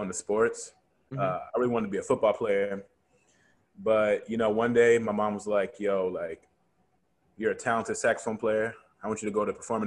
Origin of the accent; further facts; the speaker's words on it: Cincinnati, Ohio, United States; moved away as an adult; now in Pittsburgh, United States; I'm from Cincinnati, Ohio, and I transferred out here